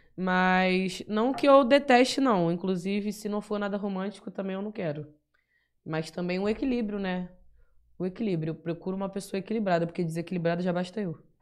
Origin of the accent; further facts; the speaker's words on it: Bahia, Brazil; now in São Paulo, Brazil; Sou da Bahia, tô em SP atrás do meu sonho na música, sozinho mesmo